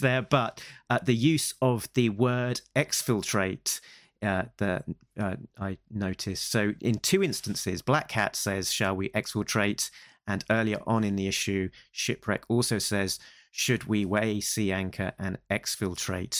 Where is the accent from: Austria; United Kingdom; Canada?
United Kingdom; England; we're the guy from England